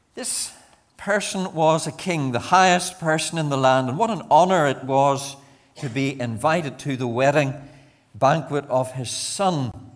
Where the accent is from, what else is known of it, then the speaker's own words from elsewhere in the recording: Banbridge, Northern Ireland, United Kingdom; moved away as an adult; also born or lived in Enniskillen / Bangor / Mazetown, between Lisburn and Moira; I'm a Banbridge man, born and brought up in Banbridge